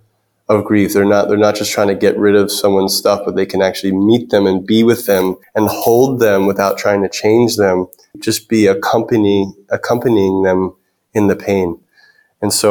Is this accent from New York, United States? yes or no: yes; New York City, New York, United States; I grew up in New York City